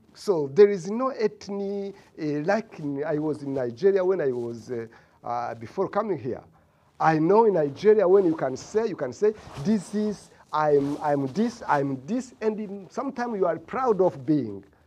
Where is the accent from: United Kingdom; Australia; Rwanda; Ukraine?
Rwanda; moved away as an adult; now in United States; I am from Rwanda.